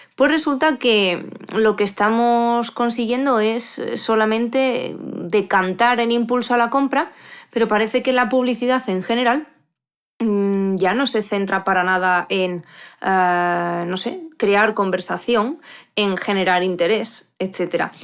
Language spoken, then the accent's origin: Spanish; Asturias, Spain; now in León, Spain; yo soy asturiana, aunque vivo en León